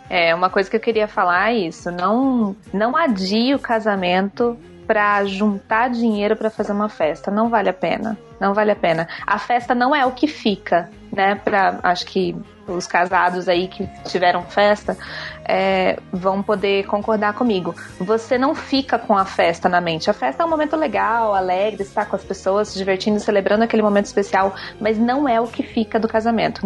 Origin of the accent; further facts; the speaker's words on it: Rio de Janeiro, Brazil; moved away; eu sou do Rio, então minha família é gigantesca de lá juntou todo mundo, fez uma caravana, veio para cá.